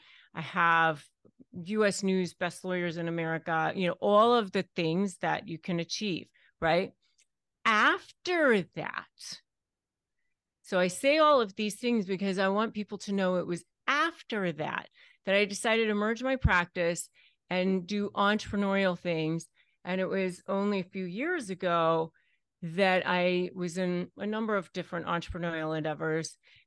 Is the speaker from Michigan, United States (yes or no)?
no; McLean, Virginia, United States; I was raised in McLean, Virginia.